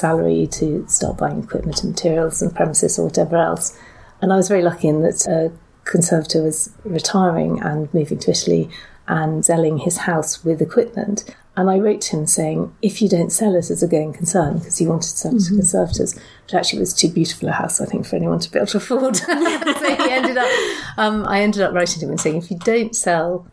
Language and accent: English; Essex, East of England, United Kingdom; I started off actually working the church where I was brought up in Essex.